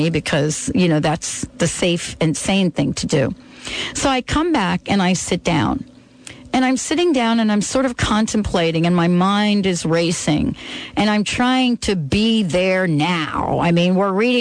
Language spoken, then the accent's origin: English; New York, United States; also born or lived in California; now in Seattle, United States; growing up in New York